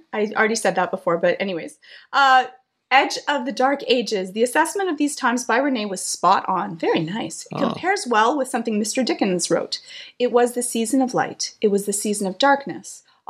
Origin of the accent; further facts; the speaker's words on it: Canada; we're Canadian.